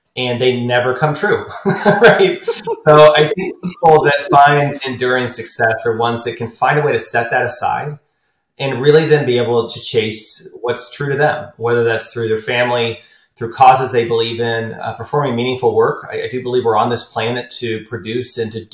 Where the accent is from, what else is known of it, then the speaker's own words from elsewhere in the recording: Austin, Texas, United States; also born or lived in San Antonio, Texas / San Marcos, Texas; Born and raised in Austin, Texas, high school in San Antonio, college, a little town in between called San Marcos